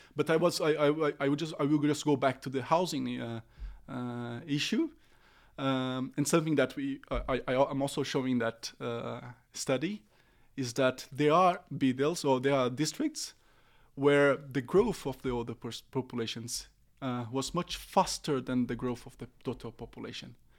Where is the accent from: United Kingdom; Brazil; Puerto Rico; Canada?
Brazil; English is a second language; moved away as an adult; now in Oslo, Norway; originally I'm from Brazil.